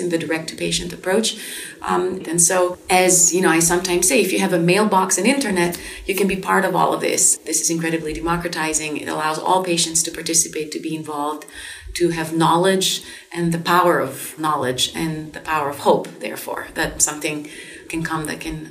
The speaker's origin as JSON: {"language": "English", "country": "Greece", "tie": "born or raised there", "moved": "as an adult", "lives_now": "United States", "said": "I grew up primarily in Greece."}